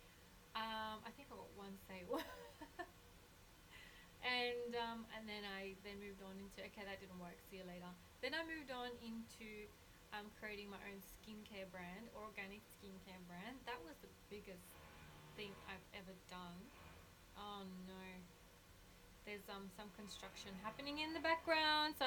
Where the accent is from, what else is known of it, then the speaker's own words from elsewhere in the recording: Australia; background is Colombian, but I was raised in Australia.